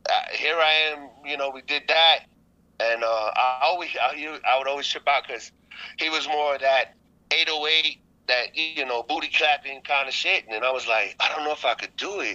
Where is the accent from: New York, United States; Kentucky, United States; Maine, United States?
New York, United States; New York City; moved away; also born or lived in Korea; I'm from originally from Staten Island, New York.